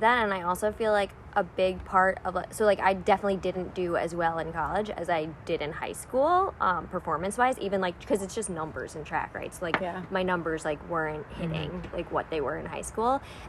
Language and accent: English; Long Island, New York, United States; So I grew up on Long Island in New York.